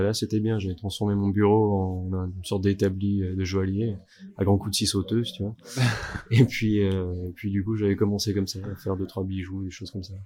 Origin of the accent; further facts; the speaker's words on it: Bordeaux, Nouvelle-Aquitaine, France; also born or lived in Morteau; now in Vallée de Joux, Switzerland; viens de Bordeaux à la base